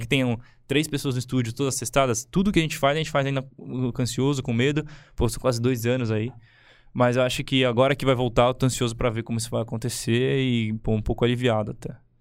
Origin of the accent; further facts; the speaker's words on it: ABC Paulista, São Paulo, Brazil; eu que sou da ABC